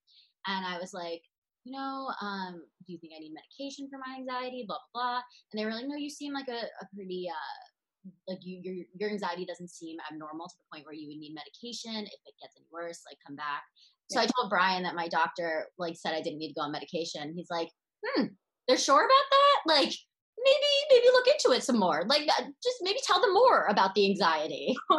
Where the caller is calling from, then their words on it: New York, United States; I am reporting from New York